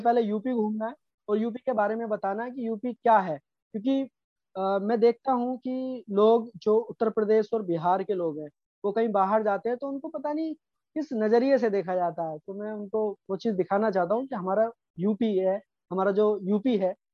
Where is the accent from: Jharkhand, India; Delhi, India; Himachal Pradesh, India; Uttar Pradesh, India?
Uttar Pradesh, India; Moradabad; हमारे मुरादाबाद में